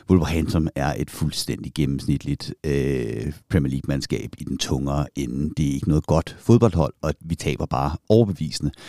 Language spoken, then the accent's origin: Danish; Køge, Zealand, Denmark; moved away; jeg var en ung, flot øh, fyr, der voksede op i Køge.